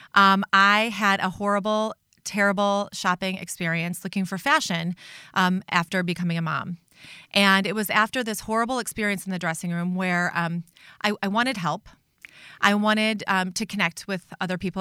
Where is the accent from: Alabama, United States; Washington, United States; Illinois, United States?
Illinois, United States; Chicago; moved away as an adult; now in Minnesota, United States; I was raised in Chicago